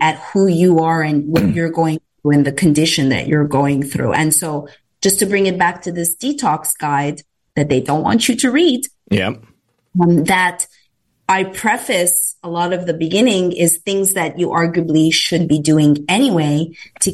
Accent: Canada; moved away; as a Canadian that wasn't raised in a litigious environment

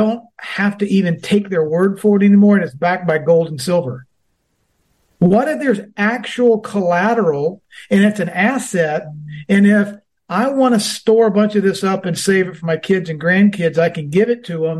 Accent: Georgia, United States; my home state

